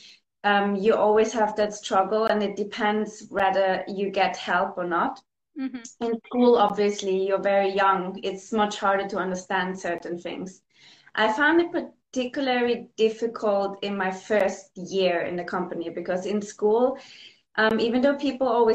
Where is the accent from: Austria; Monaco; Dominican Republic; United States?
Austria; Vienna; moved away as an adult; now in London, United Kingdom; In Vienna. I grew up in Vienna. I'm Austrian.